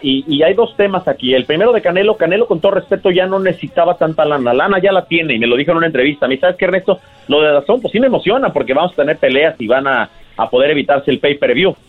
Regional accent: Mexico; como mexicano

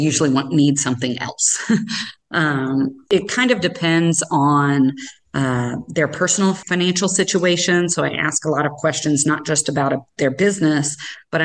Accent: Sikeston, Missouri, United States; moved away as an adult; now in Kansas City, United States; I was from a small town originally. I'm from Southeast Missouri, a little town called Sykeston

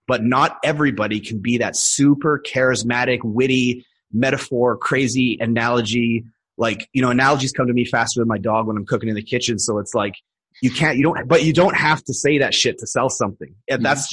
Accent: Edmonton, Alberta, Canada; moved away as an adult; now in Thailand; I was born in Edmonton, and that's where I stayed until I was in my early twenties.

